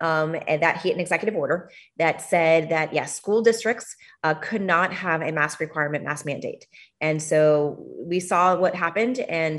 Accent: Miami, Florida, United States; born or raised there

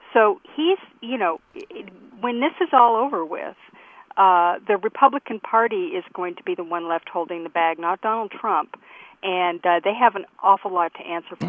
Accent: United States; as an American

